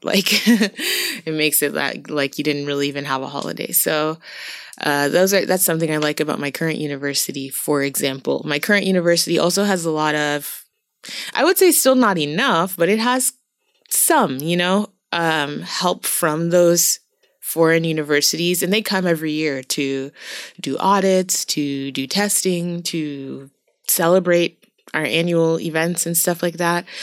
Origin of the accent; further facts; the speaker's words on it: Boston, Massachusetts, United States; moved away as an adult; also born or lived in Brazil; now in Changchun, China; I come from Boston, which is quite, you know, a well-known city, but not a big city